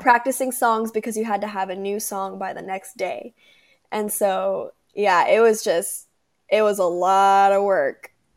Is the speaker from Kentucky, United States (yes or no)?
no; Palm Desert, California, United States; now in Temecula, United States; I was born in Palm Desert, California